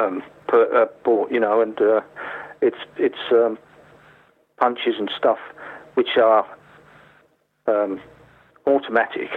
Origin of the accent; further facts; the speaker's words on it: Lake District, North West England, United Kingdom; I grew up in the Lake District